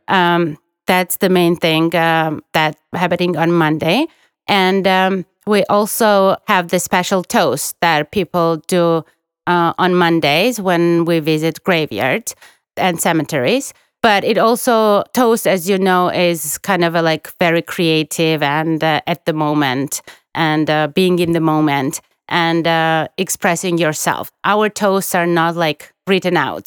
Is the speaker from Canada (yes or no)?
no; Guria, Georgia; now in Tbilisi, Georgia; I'm from Guria, we don't typically go to Guria region in Easter and we stay in Tbilisi